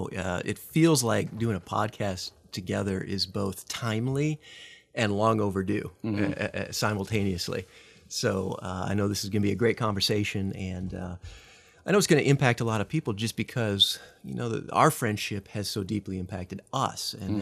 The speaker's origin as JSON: {"language": "English", "region": "Midwest", "country": "United States", "tie": "born or raised there", "lives_now": "Texas, United States", "said": "But I grew up in the Midwest, so not a native Texan. Got here as fast as I could, I think, as the bumper sticker goes."}